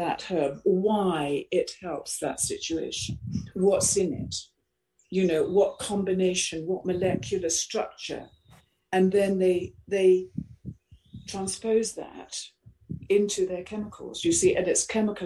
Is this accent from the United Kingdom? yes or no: yes; Rushmere St Andrew, East of England, United Kingdom; I was brought up in Suffolk, in Rushmere, St Andrew